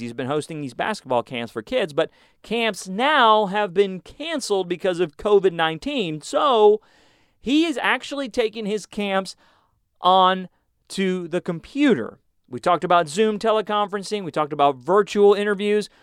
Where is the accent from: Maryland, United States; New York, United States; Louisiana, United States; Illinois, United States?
Illinois, United States; Chicago; now in Houston, United States; I was born in Chicago.